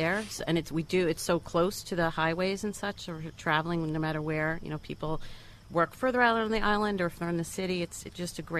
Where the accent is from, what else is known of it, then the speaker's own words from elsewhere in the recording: Manhasset, New York, United States; I grew up in Manhasset, so I've kind of traded amongst my different homes within the town over the years.